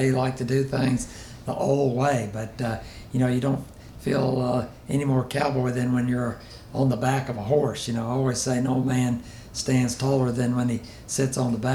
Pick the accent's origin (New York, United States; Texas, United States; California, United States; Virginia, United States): Texas, United States; Houston; I grew up in Houston